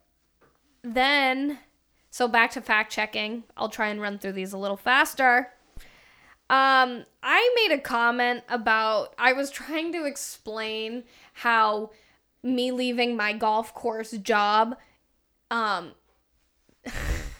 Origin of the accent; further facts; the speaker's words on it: Tucson, Arizona, United States; moved away as an adult; now in Phoenix area, United States; Growing up in Tucson